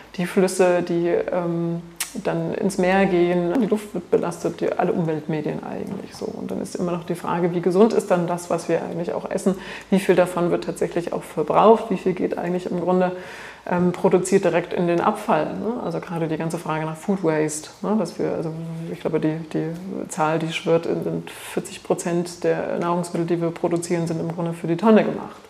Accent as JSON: {"language": "German", "region": "Thuringia", "country": "Germany", "moved": "yes", "said": "ich komme aus Thüringen ursprünglich"}